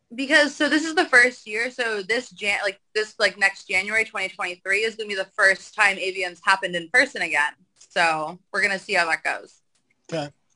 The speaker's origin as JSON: {"language": "English", "area": "the Valley", "region": "California", "country": "United States", "tie": "born or raised there", "said": "I grew up in the valley of Cal, like in the valley, like California."}